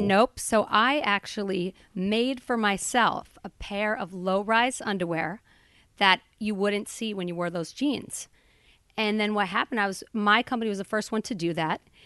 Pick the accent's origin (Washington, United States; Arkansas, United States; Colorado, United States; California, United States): Colorado, United States; Boulder; I grew up in Boulder, Colorado, a hippie town